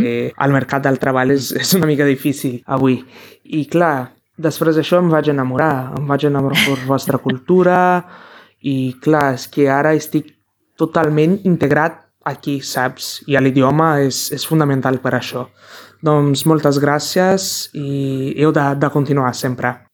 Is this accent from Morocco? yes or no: no; Brazil; Catalan is a second language; moved away as an adult; now in Catalonia, Spain; jo sóc brasiler i porto aquí un any i tres mesos